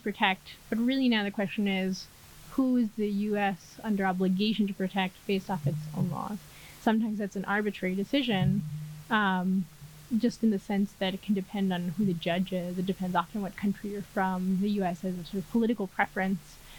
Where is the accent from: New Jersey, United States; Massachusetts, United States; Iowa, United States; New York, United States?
New York, United States; moved away as an adult; now in Mexico City, Mexico; I'm originally from New York, but now based in Mexico City